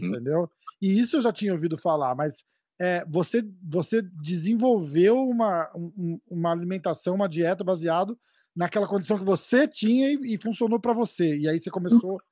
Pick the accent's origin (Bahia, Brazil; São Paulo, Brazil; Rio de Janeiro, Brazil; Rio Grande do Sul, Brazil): São Paulo, Brazil; sou de São Paulo também